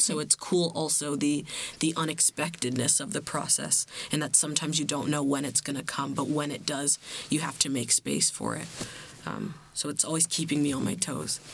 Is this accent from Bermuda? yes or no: yes; Bermuda; I'm from Bermuda